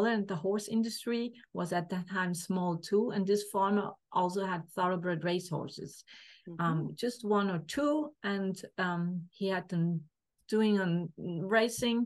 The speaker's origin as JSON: {"language": "English", "country": "Switzerland", "said": "I grew up in a family. My dad had was self-employed, has a mechanic workshop, and I'm from Switzerland"}